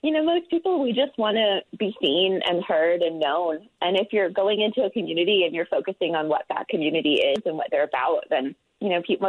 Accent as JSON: {"language": "English", "area": "outside of Charleston, Deep South", "region": "South Carolina", "country": "United States", "tie": "born or raised there", "also_born_or_lived": "Florida / Atlanta, Georgia", "accent": "southern drawl", "moved": "as an adult", "lives_now": "Utah, United States", "said": "I am from the Deep South. So I grew up outside of Charleston, and I went to school in Florida and then lived in Atlanta before coming out here"}